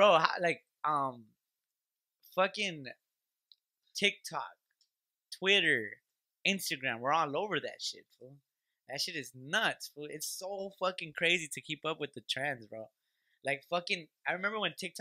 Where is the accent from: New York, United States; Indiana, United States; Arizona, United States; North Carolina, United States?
Arizona, United States; I'm from Arizona